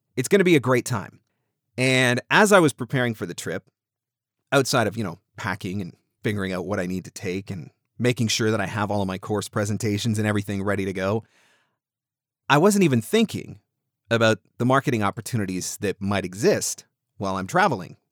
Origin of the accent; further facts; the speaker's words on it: Southern Ontario, Canada; I am actually Canadian. I'm from Southern Ontario